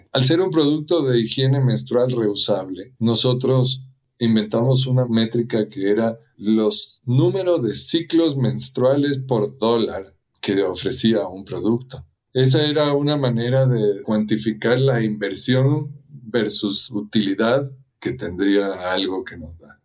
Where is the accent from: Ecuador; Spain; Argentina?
Ecuador; moved away as an adult; also born or lived in United States; Y yo nací y crecí en Ecuador, y a los 18 años me fui a vivir a Estados Unidos